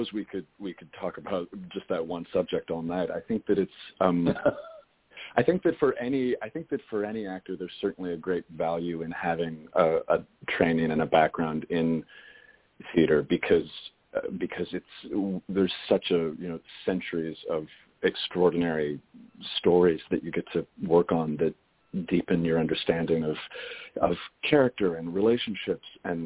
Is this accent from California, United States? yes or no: yes; Los Angeles, California, United States; moved away; also born or lived in Boston / New York; I grew up in L.A.